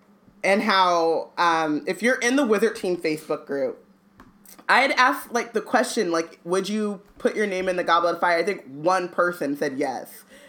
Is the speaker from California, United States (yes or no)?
yes; Anaheim, California, United States; when I was growing up in Anaheim